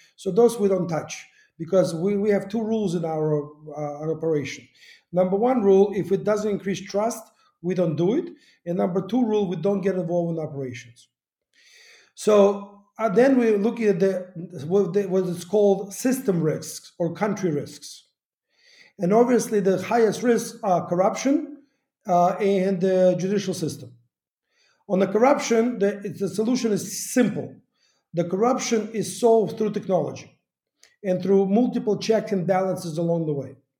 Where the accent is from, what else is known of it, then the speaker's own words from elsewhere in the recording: Kyiv, Ukraine; moved away; also born or lived in United States; I started my life here in Kiev